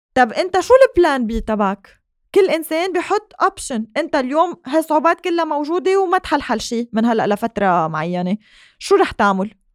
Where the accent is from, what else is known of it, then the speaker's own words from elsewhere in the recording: Lebanon; نحن سبيشلي كلبنانيين كتير معلقين بعيالنا